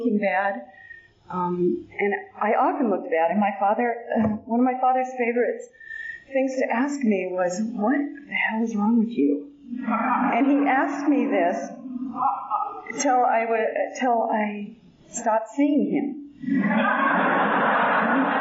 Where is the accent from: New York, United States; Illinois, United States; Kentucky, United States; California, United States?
California, United States; San Bernardino; I was born out in San Bernardino